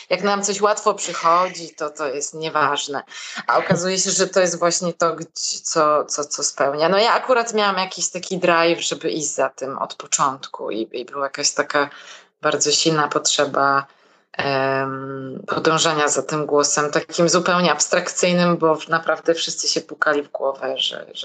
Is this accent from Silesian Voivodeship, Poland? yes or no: yes; Katowice, Silesian Voivodeship, Poland; Ja jestem z Katowic.